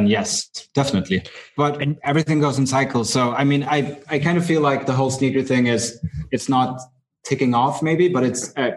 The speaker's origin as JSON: {"language": "English", "country": "Sweden", "tie": "born or raised there", "said": "growing up in Sweden, probably in a smaller city"}